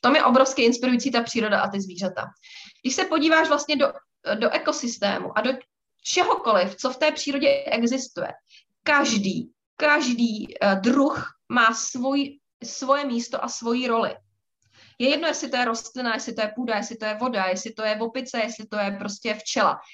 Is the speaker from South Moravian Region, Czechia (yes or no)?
no; Prague, Czechia; my jsme z Prahy